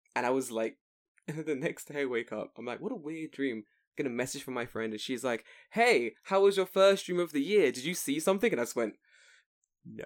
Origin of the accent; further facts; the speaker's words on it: United Kingdom; now in Japan; in the U K